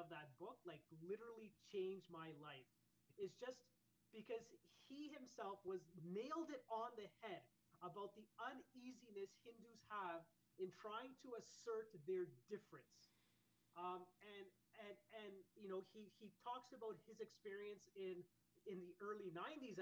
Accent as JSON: {"language": "English", "country": "Canada", "tie": "born or raised there", "said": "part of a Mandir atmosphere and growing up in Canada"}